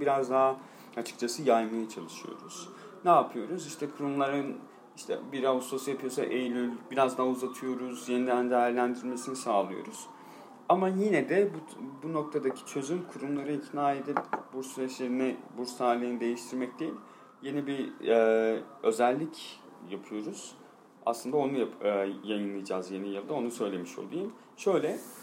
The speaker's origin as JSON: {"language": "Turkish", "region": "Van", "country": "Turkey", "tie": "born or raised there", "also_born_or_lived": "Istanbul", "moved": "as an adult", "said": "Memleketimde işte Van'da bir deprem oldu. Ailem orada yaşadığı için"}